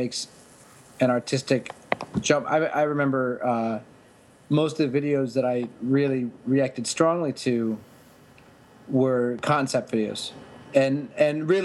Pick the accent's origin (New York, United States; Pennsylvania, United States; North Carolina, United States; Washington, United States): Pennsylvania, United States; Pittsburgh; moved away as an adult; also born or lived in Kent, Ohio / Miami, Florida; I'm from Pittsburgh, and I went to college at Kent State.